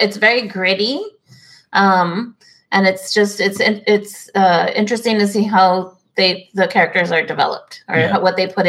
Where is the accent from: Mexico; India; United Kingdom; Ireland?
Mexico; accent: Mexican; also born or lived in Arizona; I'm saying it with my Mexican accent.